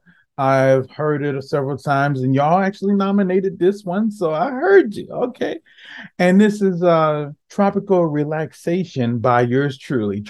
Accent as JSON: {"language": "English", "town": "Gainesville", "region": "Florida", "country": "United States", "tie": "born or raised there", "said": "I grew up mostly in Gainesville, Florida"}